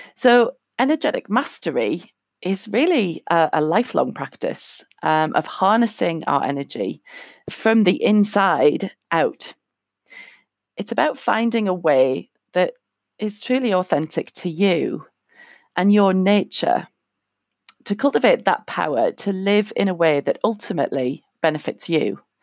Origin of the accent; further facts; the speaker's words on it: North East England, United Kingdom; moved away; I'm from England, uh, currently living in the Northeast, um, where I originally am from, just moved back here a year and a half ago.